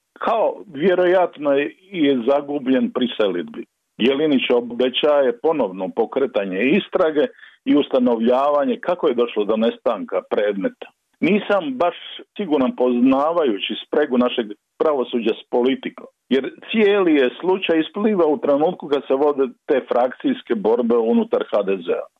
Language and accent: Croatian; Dalmatia, Croatia; now in Zagreb, Croatia; kao Dalmatinac znam kako sam mukotrpno putovao iz Zagreba u Zaviča